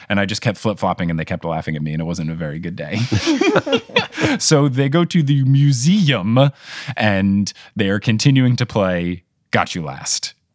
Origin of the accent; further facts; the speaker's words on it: New Jersey, United States; also born or lived in Texas; I was growing up in New Jersey